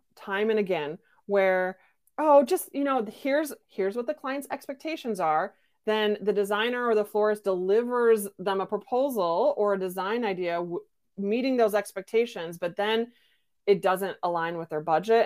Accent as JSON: {"language": "English", "region": "Midwestern United States", "country": "United States", "said": "I come from Midwestern United"}